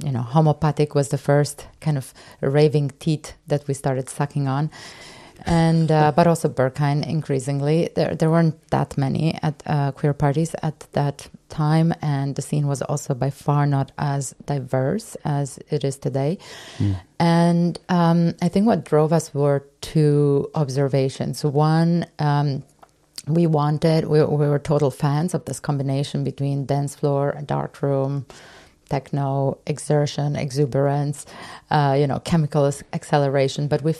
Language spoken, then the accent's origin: English; Romania; also born or lived in Canada; now in Berlin, Germany; So I've been in Berlin for 13 years. I'm originally from Eastern Europe, Romania, but I've arrived here via Canada